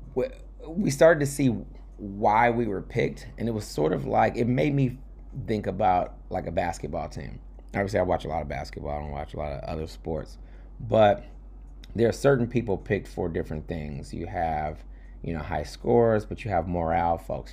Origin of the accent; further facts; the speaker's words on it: New York, United States; I'm, I'm a New Yorker, not in D C or Baltimore